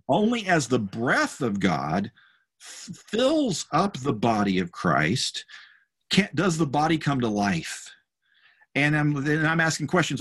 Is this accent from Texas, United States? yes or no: yes; North Texas, United States; the church I grew up in in North Texas. It was a small rural church in a small town